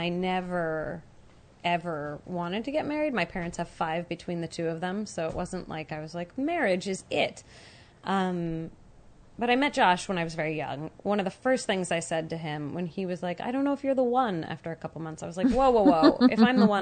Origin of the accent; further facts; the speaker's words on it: San Francisco, California, United States; I grew up in San Francisco